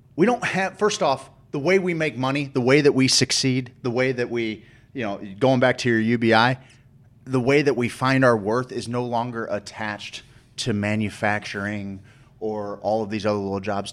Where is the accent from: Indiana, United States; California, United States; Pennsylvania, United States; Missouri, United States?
Missouri, United States; St. Louis; also born or lived in Springfield, Missouri; But I grew up in St. Louis. You know, I grew up in St. Louis